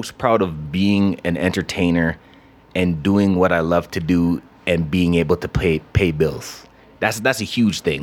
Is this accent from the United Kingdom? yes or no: no; Canada; moved away as an adult; also born or lived in Atlanta, Georgia; I grew up in Canada.